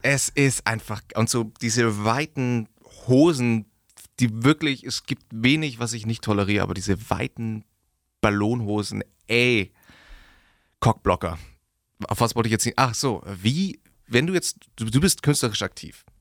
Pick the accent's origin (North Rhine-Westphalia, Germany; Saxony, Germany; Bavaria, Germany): Bavaria, Germany; Augsburg; Wir sind aus Augsburg.